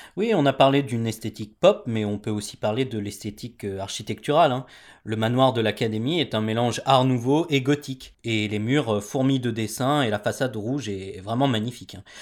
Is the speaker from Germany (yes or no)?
yes; Germany; moved away; je suis allemand